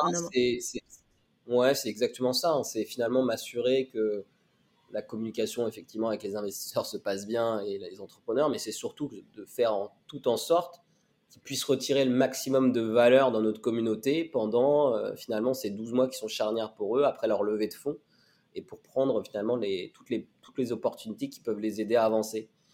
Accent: Laval, Pays de la Loire, France; also born or lived in Addis Ababa, Ethiopia; je suis arrivé en France à l'âge de deux ans. Euh, j'ai été adopté par une famille française qui est basée à Laval

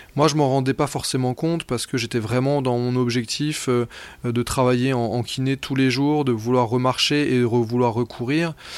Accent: Brittany, France; moved away; je suis breton d'origine

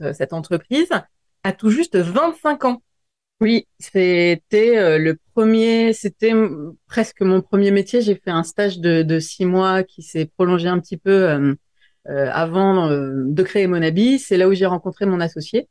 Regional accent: near Grenoble, Auvergne-Rhône-Alpes, France; J'ai grandi vers Grenoble, près des montagnes

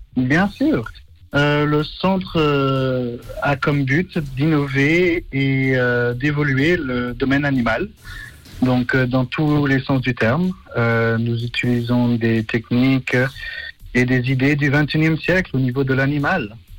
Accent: Switzerland; suis suisse, j'ai 30 ans

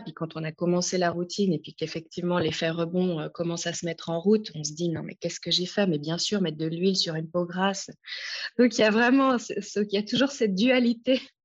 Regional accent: France; moved away as an adult; now in Lausanne, Switzerland; je suis française à la base et je vis à Lausanne depuis maintenant 15 ans

